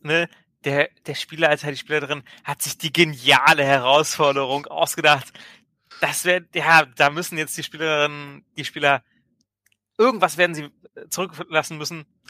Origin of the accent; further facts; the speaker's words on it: Hildesheim, Lower Saxony, Germany; aus meiner Heimatstadt Hildesheim